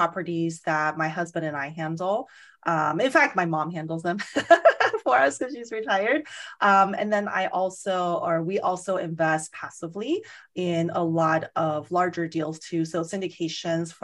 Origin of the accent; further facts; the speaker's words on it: Las Vegas, Nevada, United States; moved away; I'm from Las Vegas originally. And so I know the market, you know, fairly well, because I grew up there, went to college there